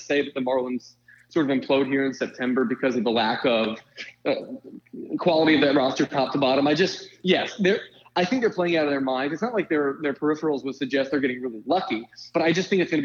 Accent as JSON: {"language": "English", "town": "Philadelphia", "region": "Pennsylvania", "country": "United States", "said": "I'm from Philadelphia, so I'm naturally extremely pessimistic."}